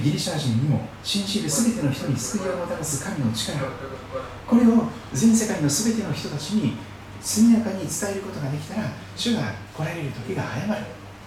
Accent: Shikoku, Kochi, Japan; moved away; 私の生まれ育った四国の高知県

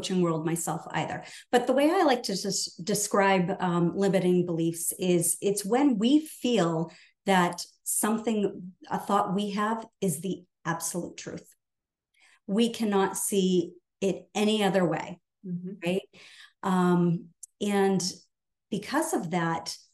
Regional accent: New Hampshire, United States; I'm from New Hampshire

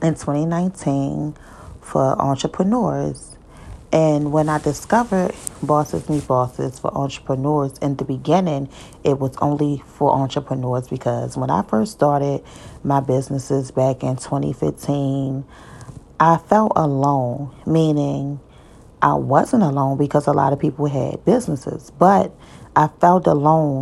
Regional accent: Baltimore, Maryland, United States; I'm from Baltimore City

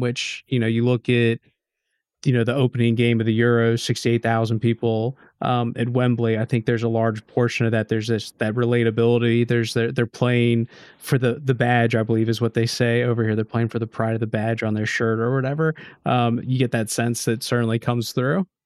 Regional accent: United States; moved away; being an American, being an outsider

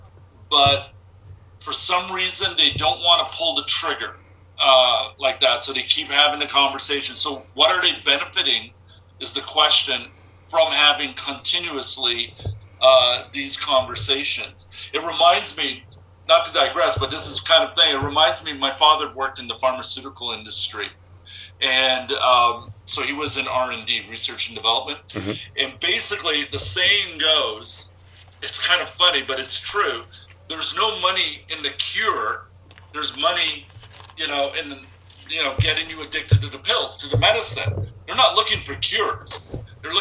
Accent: Montreal, Quebec, Canada; now in Toronto, Canada; I'm from Montreal originally, whatever. But so I've moved to Toronto back in 1990s

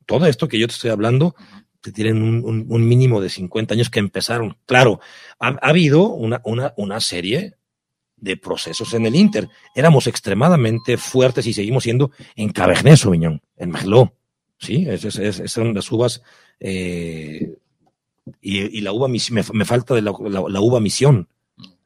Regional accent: Baja California, Mexico; moved away; mi tierra, a La Baja

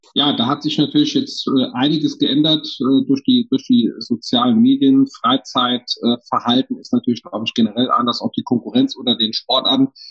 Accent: Saarland, Germany; bei uns im Saarland

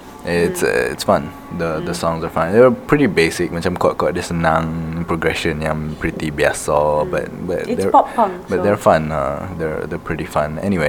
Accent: Kelantan, Malaysia; born there; No, I was born in Kelantan, guys. I am allowed to make fun of my own state.

